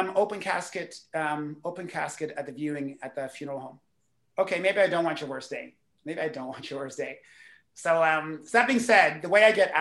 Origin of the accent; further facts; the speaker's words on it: Canada; as a Canadian speaker